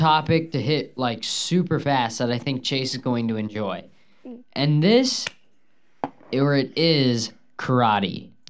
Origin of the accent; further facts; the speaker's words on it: Dominican Republic; Yes, I am from the Dominican Republic.